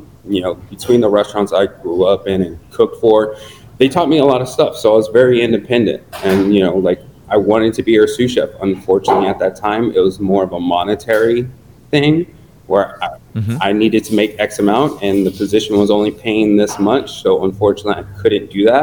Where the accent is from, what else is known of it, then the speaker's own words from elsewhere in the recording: Ventura County, California, United States; also born or lived in New York; now in Los Angeles, United States; I'm a Cali boy through and through, and moved back to California. I grew up in Ventura County